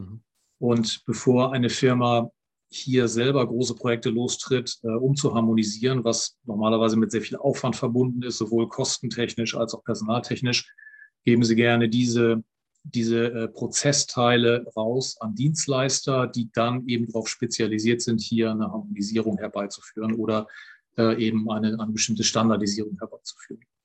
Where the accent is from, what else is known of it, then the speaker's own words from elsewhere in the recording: Germany; bei uns in Deutschland